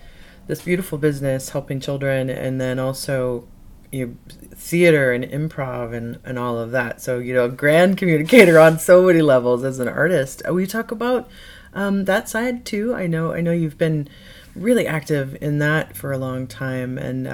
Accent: Midwest, United States; I'm from the Midwest as well, and a lot of my family went there, so go Boilermakers.

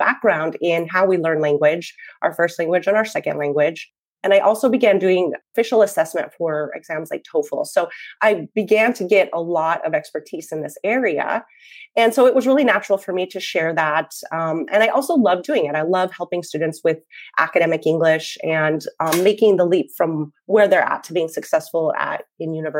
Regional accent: Montana, United States; moved away as an adult; I grew up in Montana, but I spent many years living and teaching abroad

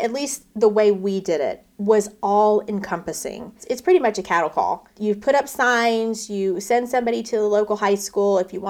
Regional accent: Houston, Texas, United States; I was born and raised in Houston, Texas.

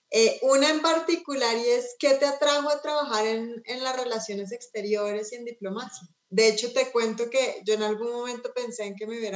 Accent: Colombia; soy mujer, soy colombiana, soy mamá, soy trabajadora

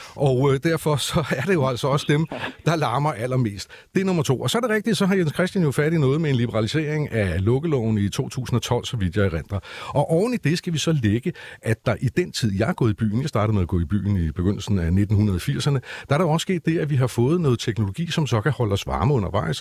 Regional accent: Copenhagen, Capital Region of Denmark, Denmark; vi er jo faktisk nogen, der har boet i København since forever

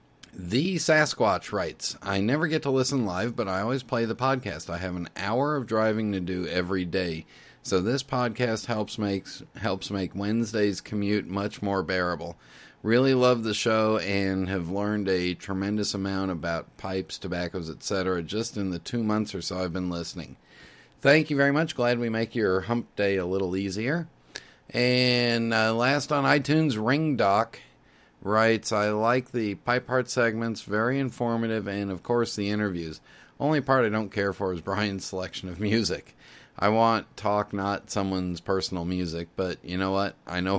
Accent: eastern Germany, Germany; I've heard this before and asked all my friends and family, I'm from Eastern Germany, whether they ever heard of a Christmas pickle, and they all laughed and shook their heads.

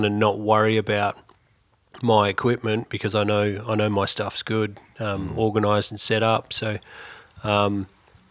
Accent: Esperance, Western Australia, Australia; now in Exmouth, Australia; I grew up in Esperance.

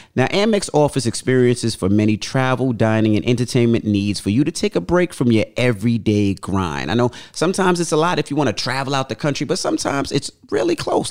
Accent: United States; we're from New York, New Jersey

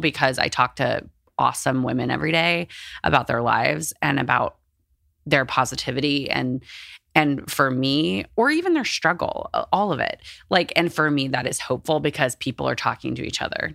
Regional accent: Texas, United States; I grew up in Texas in, like, a, like, a religious household

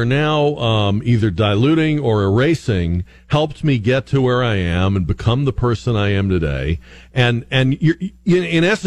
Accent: Northeast, United States; I grew up in the Northeast, so I grew up around very liberal, feminist, outspoken women.

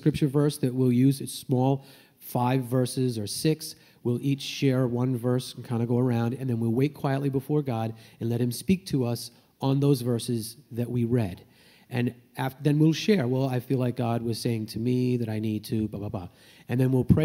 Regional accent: Maine, United States; I grew up in Maine

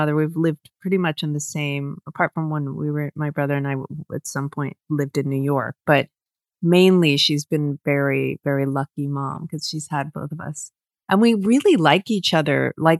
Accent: London, United Kingdom; born there; I was born in London, but okay.

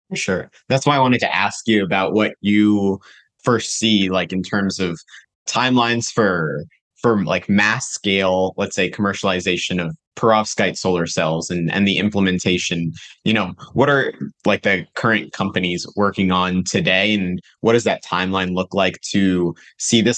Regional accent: North Carolina, United States; I'm from North Carolina

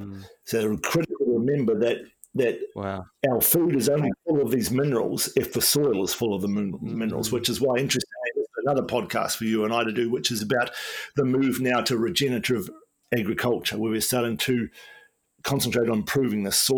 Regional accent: Wellington, New Zealand; when I grew up in New Zealand in the 1970s, you know, there wasn't much sun in Wellington.

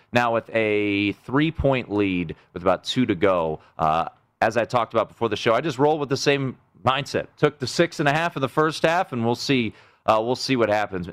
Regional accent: United States; As an American

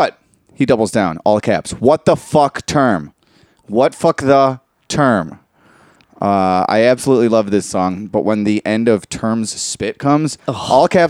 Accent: Chicago, Illinois, United States; First of all, I'm from Chicago.

